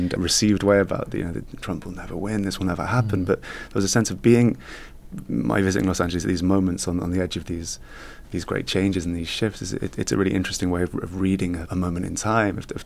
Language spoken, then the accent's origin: English; United Kingdom; as a British writer